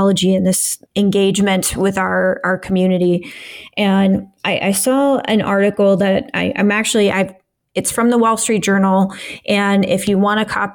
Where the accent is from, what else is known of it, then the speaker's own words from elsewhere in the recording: Midwest, United States; I grew up in the Midwest in Assemblies of God, kind of Pentecostal church